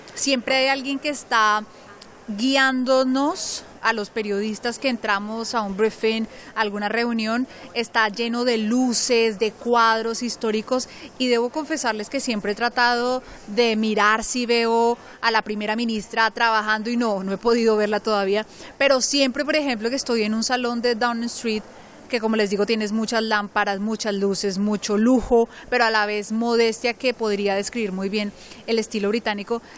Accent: Colombia; now in London, United Kingdom; soy orgullosamente colombiana.

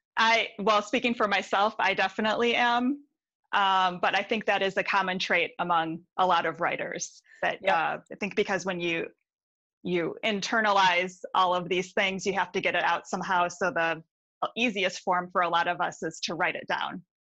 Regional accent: Detroit, Michigan, United States; also born or lived in Milford, Michigan; now in Ann Arbor, United States; I'm from, from the Detroit area and I live in Ann Arbor now

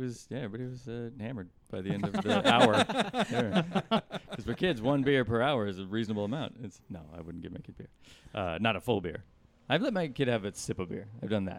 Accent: San Luis Obispo, California, United States; I did not grow up in Los Angeles, but I am from California. What area did you grow up in? I am from San Luis Obispo, which is 200 miles or so north.

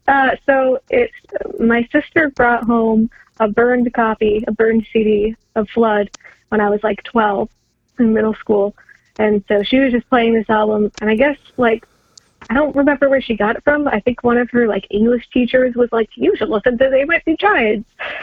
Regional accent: Canada; moved away; also born or lived in Chicago; Plus I'm Canadian, and I'm still like, I haven't been in Canada since 97, but my family's Canadian, so there's still words that I pronounce the Canadian way, and words that I pronounce the Midwestern Chicago way

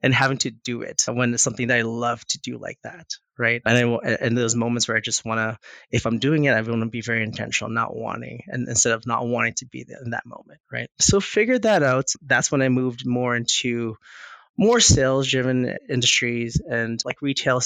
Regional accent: Winnipeg, Manitoba, Canada; now in Calgary, Canada; I was born in Winnipeg, actually. Born in Winnipeg, I moved here in 99

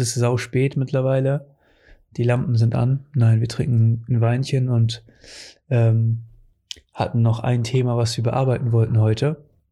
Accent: Portugal; now in Germany; in meiner Heimat in Portugal. Seit, seitdem ich da weggezogen bin

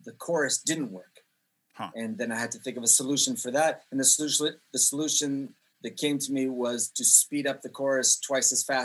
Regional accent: Jerusalem, Jerusalem District, Israel; also born or lived in Canada; now in Poland; I'm Canadian. I was born there. I moved to Israel when I was 4 years old. And I actually grew up on a street called Bethlehem Road in Jerusalem.

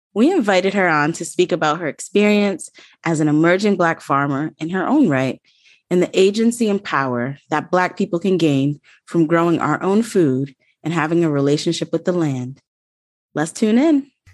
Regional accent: Rhode Island, United States; I'm from Rhode Island

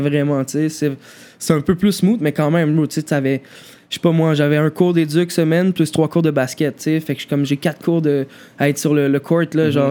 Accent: Montreal, Quebec, Canada; j'ai toujours vécu euh, plateau Rosemont, en fait, toujours plateau S Rosemont

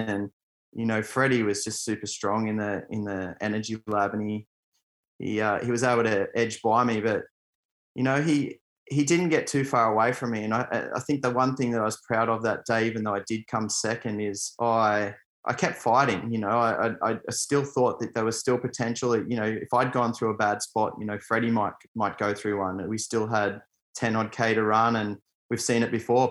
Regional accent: Australia; my home country

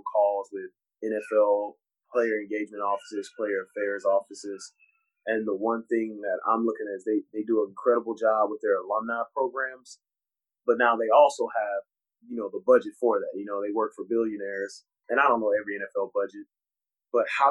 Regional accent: Houston, Texas, United States; being a Rockets fan growing up in Houston

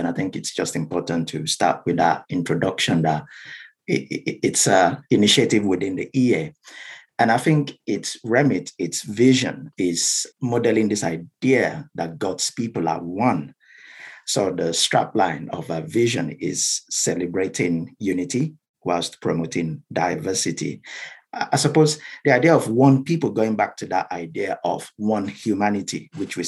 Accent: South West Nigeria, Nigeria; first language Yoruba; English is a second language; moved away as an adult; now in United Kingdom; I'm from Nigeria

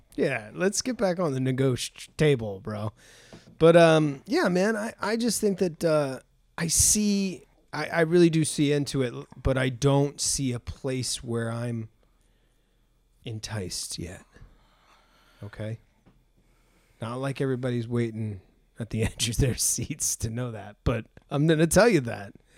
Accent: New England, United States; I'm from New England

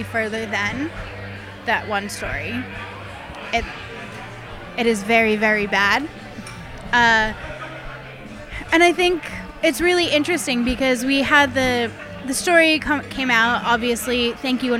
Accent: United States; now in Australia; as an American

